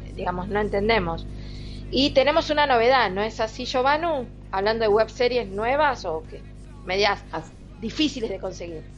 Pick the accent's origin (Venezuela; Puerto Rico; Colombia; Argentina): Argentina; soy todavía más argentina